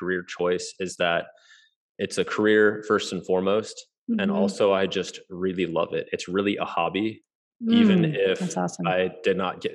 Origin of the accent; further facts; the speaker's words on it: Kansas City, United States; I'm from Kansas City, and I'm a medical doctor.